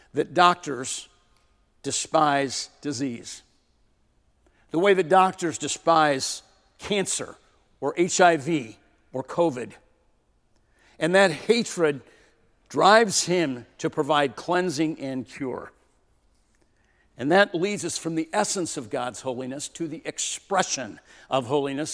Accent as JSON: {"language": "English", "region": "California", "country": "United States", "tie": "born or raised there", "also_born_or_lived": "Portland", "moved": "yes", "said": "I grew up in California"}